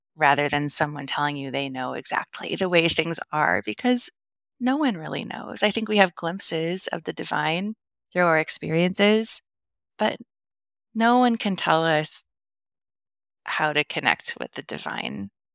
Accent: the Midwest of the US, United States; now in Kansas City, United States; I grew up in the Midwest of the U S, so in the Bible Belt

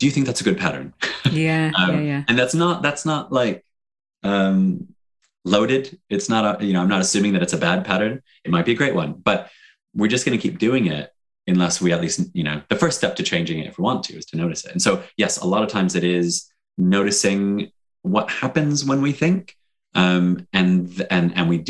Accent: Detroit, Michigan, United States; moved away as an adult; now in United Kingdom; I'm from Detroit originally.

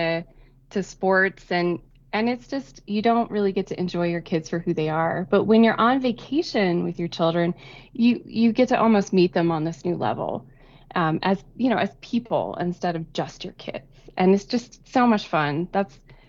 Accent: Kansas, United States; born or raised there

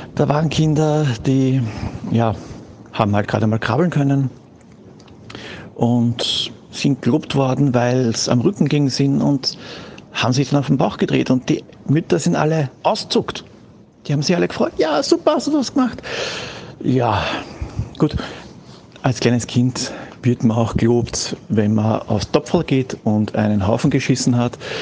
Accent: Austria; bei uns in Österreich bei uns in Österreich

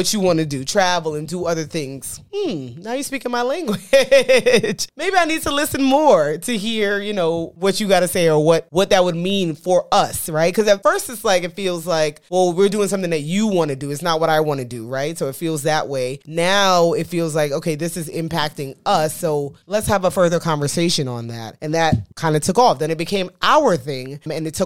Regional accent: New York, United States; moved away as an adult; now in Dallas, United States; We're from New York

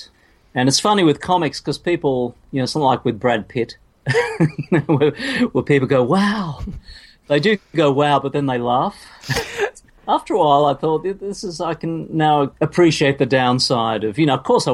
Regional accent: Hobart, Tasmania, Australia; I grew up in Hobart

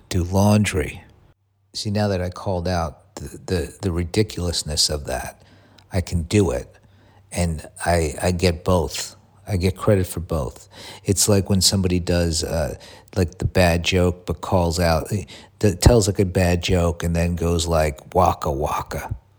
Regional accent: United States; moved away; also born or lived in Los Angeles

